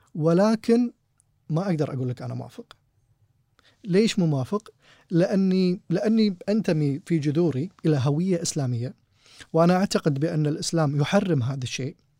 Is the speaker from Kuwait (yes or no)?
yes; Kuwait; احنا كويتيين